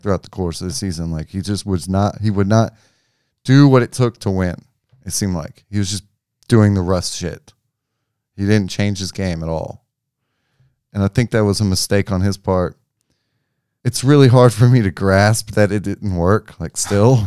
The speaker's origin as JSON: {"language": "English", "town": "Memphis", "region": "Tennessee", "country": "United States", "said": "I'm from Memphis"}